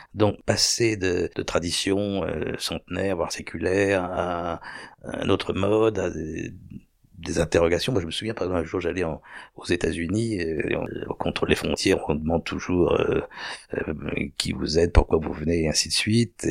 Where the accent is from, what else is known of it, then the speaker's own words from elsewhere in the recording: Paris, Île-de-France, France; je suis né en 1951, et je suis né euh, à Paris